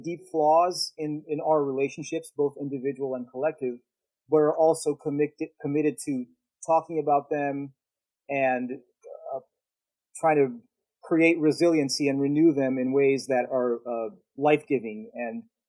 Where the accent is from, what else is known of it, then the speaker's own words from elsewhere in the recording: Brazil; English is a second language; moved away as an adult; now in Dallas, United States; I'm not American, you know, and then how do I identify as a Brazilian